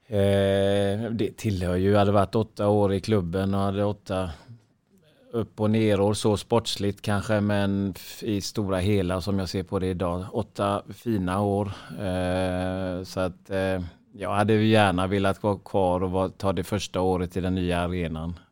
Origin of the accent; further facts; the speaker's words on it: Sweden; vi svenskar